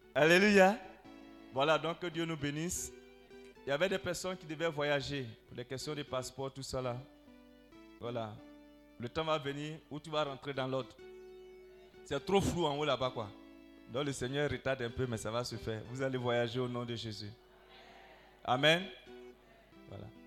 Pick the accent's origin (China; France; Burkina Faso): Burkina Faso; Bobo-Dioulasso, Hauts-Bassins; chez nous à Bobo là-bas